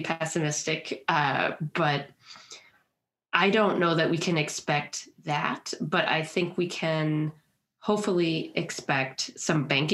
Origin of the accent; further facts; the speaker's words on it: Milwaukee, Wisconsin, United States; now in Minnesota, United States; We're from Milwaukee, Wisconsin